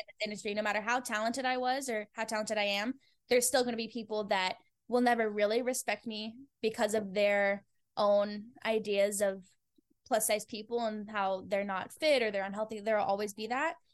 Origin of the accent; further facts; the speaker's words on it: Fort Collins, Colorado, United States; moved away as an adult; also born or lived in Denver, Colorado; now in Los Angeles, United States; I'm from Colorado originally, and I'm from a place called Fort Collins